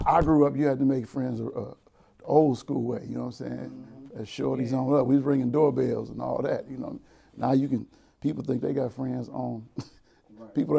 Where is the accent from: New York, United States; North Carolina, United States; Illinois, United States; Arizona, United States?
Illinois, United States; Chicago; born and raised in Chicago